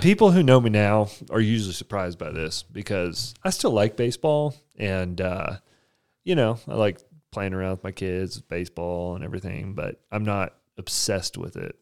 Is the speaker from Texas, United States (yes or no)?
yes; Amarillo, Texas, United States; I grew up in Amarillo, Texas